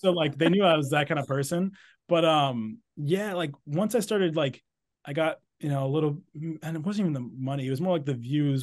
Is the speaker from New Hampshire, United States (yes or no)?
yes; Exeter, New Hampshire, United States; moved away; I'm from New Hampshire, from a town called Exeter, New Hampshire. I'm actually here right now, like I said, visiting family